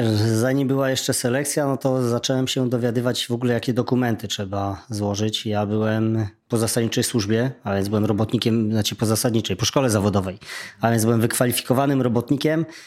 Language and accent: Polish; Silesian Voivodeship, Poland; u mnie na Śląsku Dziennik Zachodni